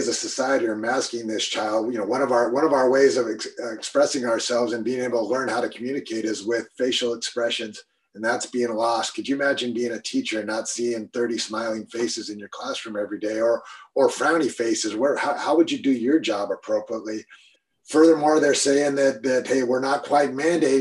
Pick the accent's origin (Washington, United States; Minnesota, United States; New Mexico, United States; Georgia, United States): Washington, United States; Eastern; I'm from Eastern Washington